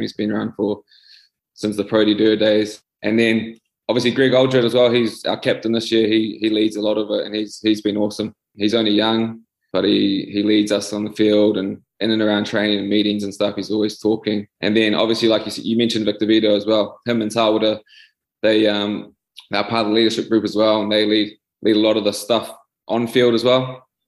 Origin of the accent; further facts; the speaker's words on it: New Zealand; moved away as an adult; now in France; growing up in New Zealand